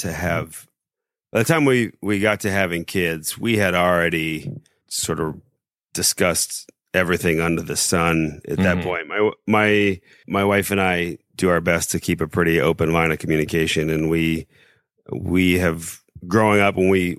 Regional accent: Indianapolis, Indiana, United States; moved away; also born or lived in South Bend; So I'm from Indianapolis originally.

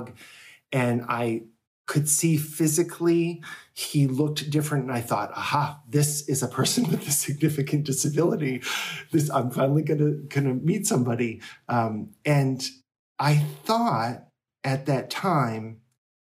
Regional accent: Rochester, New Hampshire, United States; this town, Rochester, New Hampshire. And that's my hometown

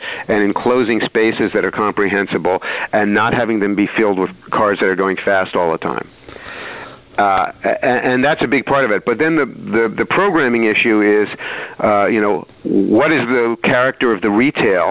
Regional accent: New York, United States; also born or lived in Saratoga Springs, New York; now in Greenwich, New York, United States; I grew up in New York, as a boomer generation kid

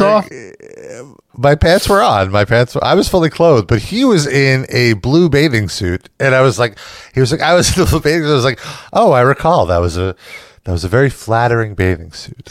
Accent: New York, United States; being from New York

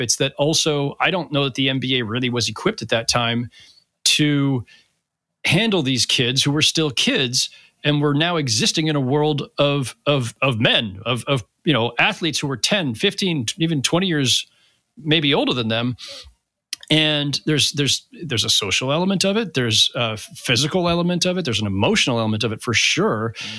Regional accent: Bay Area, California, United States; I grew up in the Bay Area.

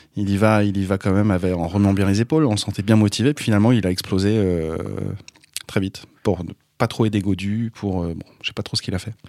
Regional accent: Brittany, France; en tant que breton

